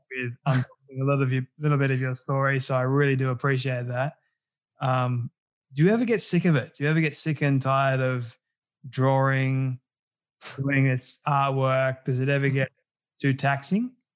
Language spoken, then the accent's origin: English; Australia